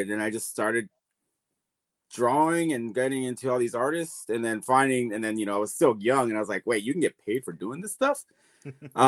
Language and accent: English; San Diego, California, United States; I'm from San Diego, California, born and raised all my life here